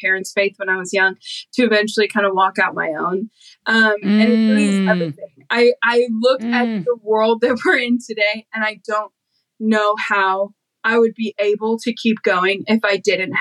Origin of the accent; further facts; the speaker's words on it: St. Louis, Missouri, United States; I grew up in St. Louis.